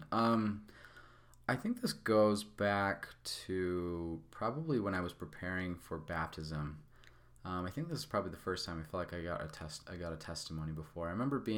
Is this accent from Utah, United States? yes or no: yes; Salt Lake City, Utah, United States; I was born in Salt Lake City, Utah, in the southeast part of Salt Lake City, Utah, in this little suburb of Salt Lake City called Mill Creek. I grew up in a family of five boys